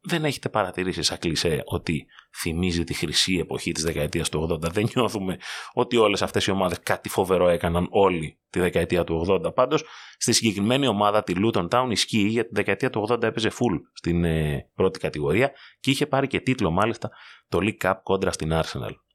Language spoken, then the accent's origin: Greek; Greece; ως Έλληνες